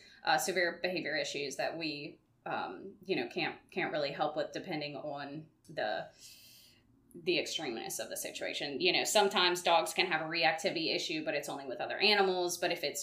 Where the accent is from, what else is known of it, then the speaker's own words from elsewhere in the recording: Baton Rouge, Louisiana, United States; also born or lived in Lafayette, Louisiana; I'm from here. Born and raised.